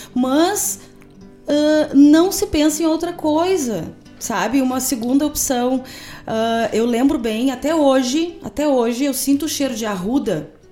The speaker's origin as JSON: {"language": "Portuguese", "town": "Cachoeira do Sul", "region": "Rio Grande do Sul", "country": "Brazil", "tie": "born or raised there", "moved": "yes", "said": "minha terra"}